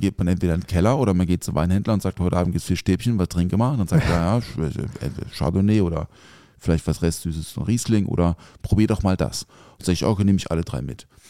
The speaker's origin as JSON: {"language": "German", "area": "a village near Offenburg", "region": "Baden-Württemberg", "country": "Germany", "tie": "born or raised there", "moved": "yes", "said": "ich bin ja auf dem Dorf aufgewachsen also jetzt nicht so mega ländlich. Äh, Offenburg ist jetzt kein Dorf. Also das Dorf neben Offenburg"}